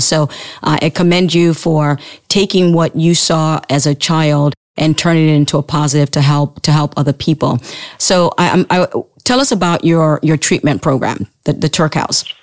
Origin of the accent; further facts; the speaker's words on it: Sierra Leone; moved away; when I was growing up in Sierra Leone